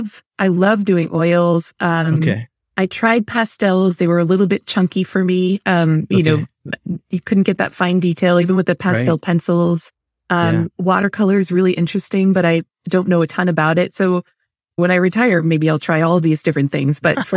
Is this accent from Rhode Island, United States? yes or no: yes; Rhode Island, United States; I'm from Rhode Island.